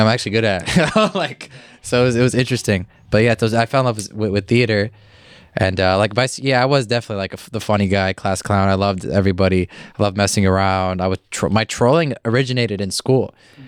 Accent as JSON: {"language": "English", "region": "Illinois", "country": "United States", "tie": "born or raised there", "said": "I was born here"}